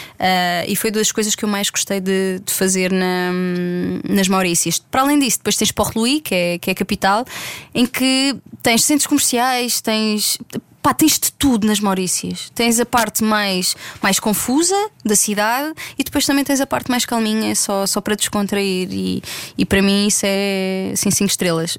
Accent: Algarve, Portugal; cresci no Algarve

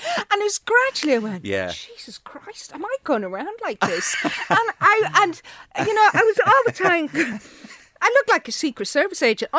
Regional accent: Manchester, North West England, United Kingdom; born there; accent: Manchester; Yeah, I was born in Manchester.

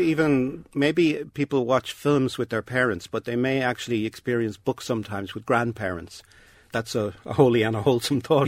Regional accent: Dublin, Leinster, Ireland; when I grew up in Dublin

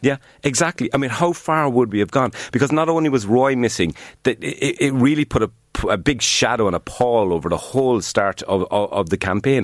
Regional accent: Cork, Munster, Ireland; accent: Cork; moved away; also born or lived in Dublin; whenever I open my mouth, a Cork accent

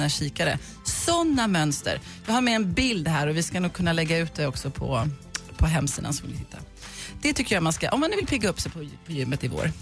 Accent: Huskvarna, Jönköping County, Sweden; jag är från Huskvarna

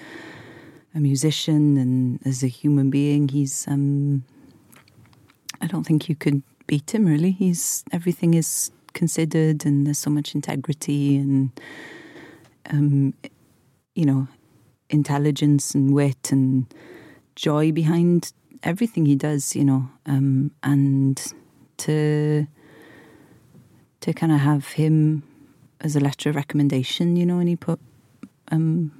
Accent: Wales, United Kingdom; growing up in Wales and having that band and the … whilst Britpop's going on

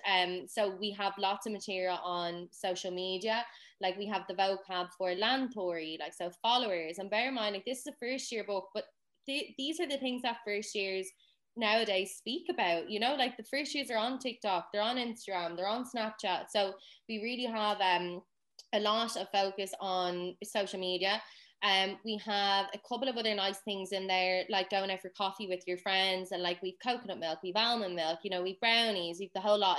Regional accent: Dublin, Leinster, Ireland; I'm not from a Gaeltacht um, region. That's fairly obvious by my voice. Um, I'm from Dublin.

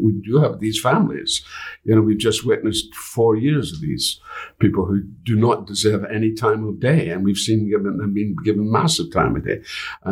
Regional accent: United Kingdom; I'm a Brit

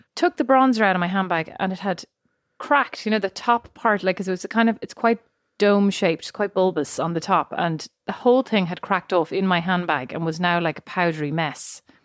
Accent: Ireland; moved away as an adult; now in United States

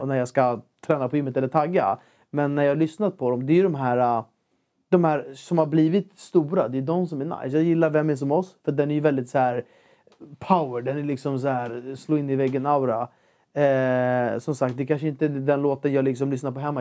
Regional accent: Ekerö, Stockholm County, Sweden; jag är uppvuxen på Ekerö

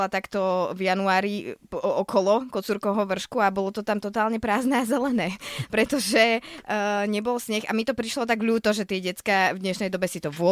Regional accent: Trenčianske Stankovce, Trenčín Region, Slovakia; u nás v Trenčianských stankovciach, keď už sme na tom považi

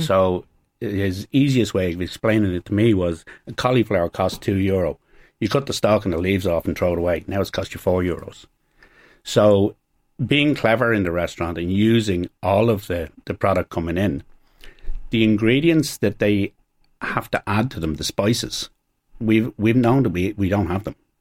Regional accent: Ireland

